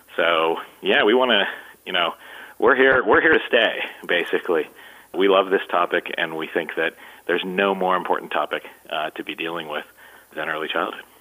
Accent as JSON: {"language": "English", "town": "Columbus", "region": "Ohio", "country": "United States", "tie": "born or raised there", "said": "my hometown, uh, which is Columbus, Ohio"}